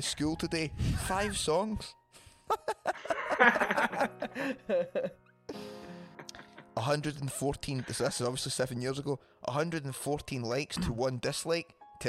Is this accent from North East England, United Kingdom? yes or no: no; Wishaw, Scotland, United Kingdom; The drummer Jamie is from my hometown of Wisher.